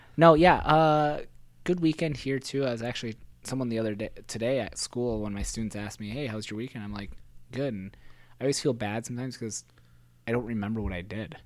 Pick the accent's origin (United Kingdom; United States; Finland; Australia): United States; South Dakota; also born or lived in Iowa; I went to an Iowa high school, but grew up, and my home of residence was a farm in South Dakota